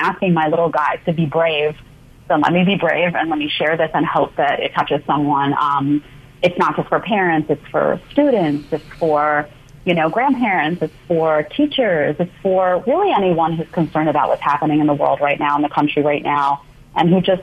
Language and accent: English; New York City, New York, United States; also born or lived in Manhattan; I grew up in Staten Island, New York, in a small condo behind the Staten Island Mall.